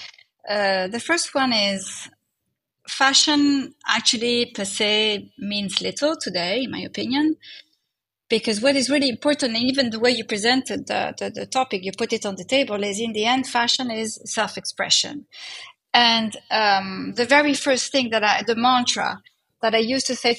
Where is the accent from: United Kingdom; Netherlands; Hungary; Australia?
Netherlands; moved away; also born or lived in Italy; I was brought up in Holland, so that's why I'm also Nordic in my DNA